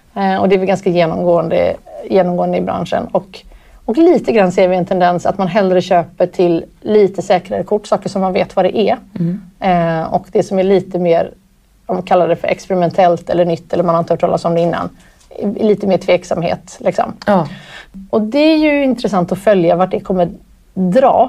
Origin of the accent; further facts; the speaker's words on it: Gothenburg, Västra Götaland, Sweden; jag växte upp i Göteborg